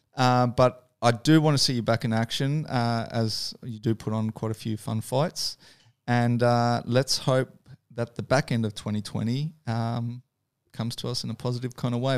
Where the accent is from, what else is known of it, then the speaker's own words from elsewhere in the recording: Dunedin, Otago, New Zealand; moved away; I grew up in Dunedin, which is below Christchurch